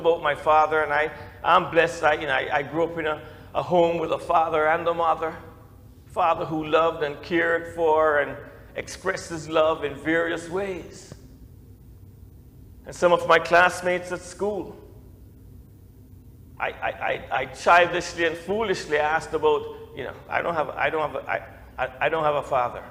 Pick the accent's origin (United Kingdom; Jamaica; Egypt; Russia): Jamaica; now in United States; I used my Jamaican passport, and I got treated, as a citizen returning.